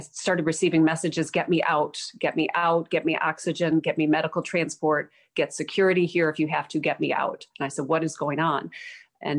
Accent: Chicago, Illinois, United States; now in South Carolina, United States; Chicago, my hometown, former hometown. I'm now in South Carolina

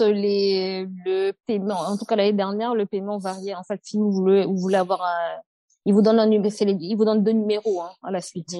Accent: Cameroon; moved away as an adult; now in France; quand on a grandi au Cameroun, on est on a grandi au Cameroun

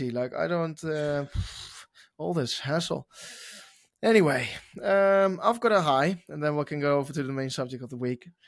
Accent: Oklahoma, United States; from Oklahoma racing

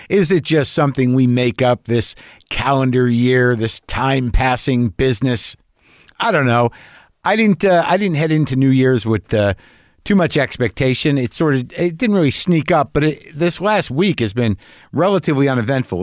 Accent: Albuquerque, New Mexico, United States; I grew up in New Mexico.

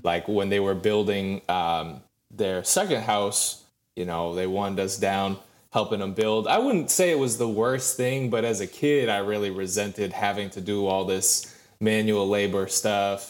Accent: Lee, Maine, United States; moved away as an adult; now in Georgia, United States; I grew up in Lee, Maine. Small town of, like, eight hundred people, roughly

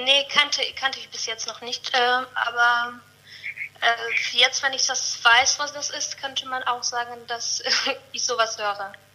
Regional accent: Saint Petersburg, Russia; German is a second language; moved away as an adult; now in Cologne, Germany; ich bin in Russland geboren und jetzt erst seit viereinhalb Jahren hier

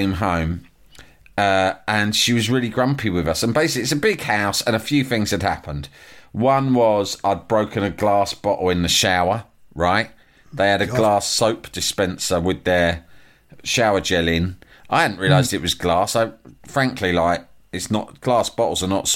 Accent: London, United Kingdom; I'm from London.

